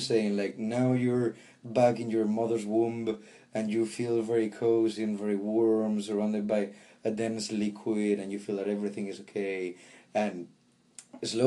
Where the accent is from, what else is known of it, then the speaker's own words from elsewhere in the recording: Galicia, Spain; moved away; also born or lived in Madrid, Spain; I come from Spain, born in Galicia in the northwest, close to the Atlantic, and I spent 19 years of my life in Madrid